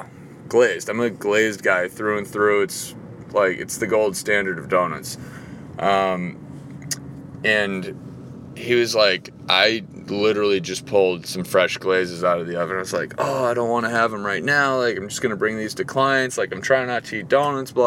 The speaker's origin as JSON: {"language": "English", "town": "Boston", "region": "Massachusetts", "country": "United States", "moved": "yes", "said": "I'm from Boston"}